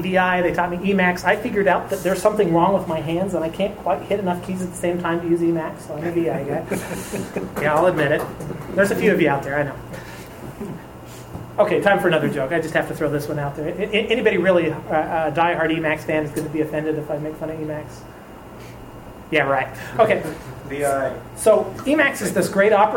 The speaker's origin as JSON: {"language": "English", "region": "Wyoming", "country": "United States", "tie": "born or raised there", "moved": "as an adult", "said": "I grew up just south of the Tetons on the western edge of Wyoming."}